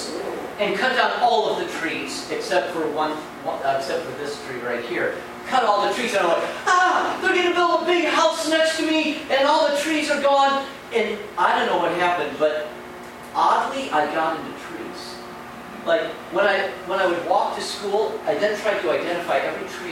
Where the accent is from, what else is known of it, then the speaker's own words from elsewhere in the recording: Chicago, Illinois, United States; I grew up in the Chicago area, moved away. I came back.